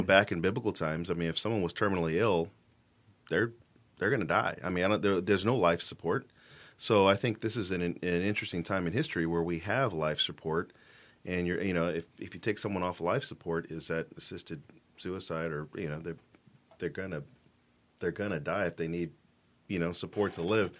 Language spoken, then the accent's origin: English; Fort Worth, Texas, United States; moved away as an adult; also born or lived in Dallas, Texas / Denver, Colorado; now in Washington, United States; I'm from Fort Worth, Texas